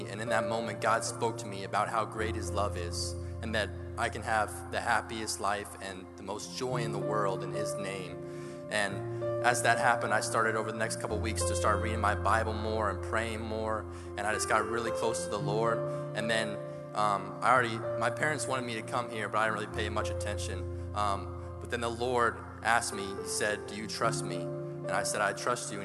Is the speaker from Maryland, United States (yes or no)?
no; Virginia, United States; moved away as an adult; I'm from Virginia, so I'm like live 12 hours away from here